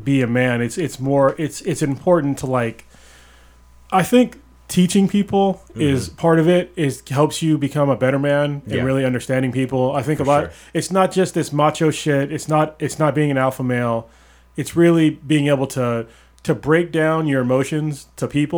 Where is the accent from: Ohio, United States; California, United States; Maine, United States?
California, United States; the Bay Area; I'm from the Bay.